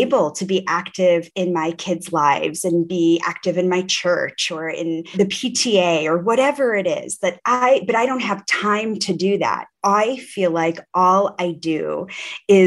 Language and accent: English; Rochester, New York, United States; growing up in Rochester, New York, Kodak City